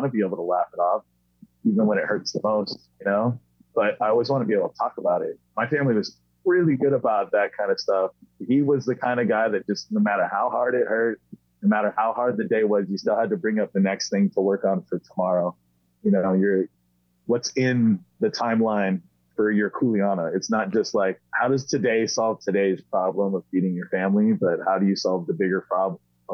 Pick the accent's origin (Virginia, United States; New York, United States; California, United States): California, United States; San Diego; born or raised there; also born or lived in Maui